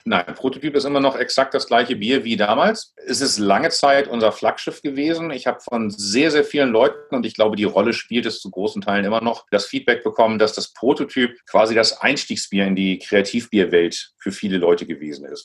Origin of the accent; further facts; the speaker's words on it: Hamburg, Germany; ich bin Hamburger gebürtig, so wie meine Frau Julia